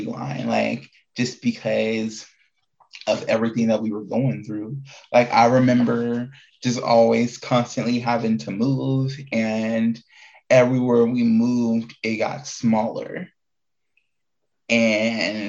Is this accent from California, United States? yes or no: no; Indiana, United States; moved away as an adult; also born or lived in Prince George's County, Maryland; now in Arizona, United States; before I moved here, I grew up in Indiana. I'm not born from in Indiana. I'm originally from Washington, D.C., East Coast baby, Prince George County, Washington, Prince George County, Maryland. Freaking, but most of my life has been in Indiana, because we moved there when I was in like fifth, sixth grade